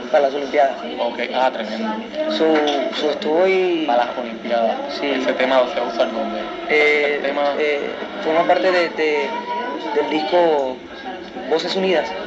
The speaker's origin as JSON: {"language": "Spanish", "country": "Puerto Rico", "said": "lo hago como latino, lo hago como puertorriqueño"}